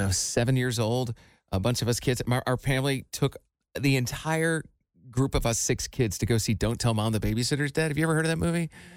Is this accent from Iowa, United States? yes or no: yes; Iowa, United States; moved away; my hometown in Iowa.